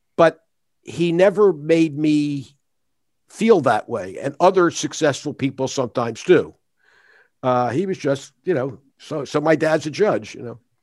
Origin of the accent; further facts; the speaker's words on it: Philadelphia, Pennsylvania, United States; I was born in Philadelphia